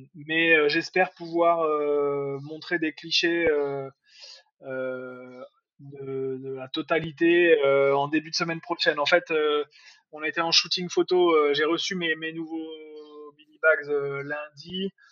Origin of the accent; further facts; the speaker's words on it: Nantes, Pays de la Loire, France; moved away; vu que moi je suis nantais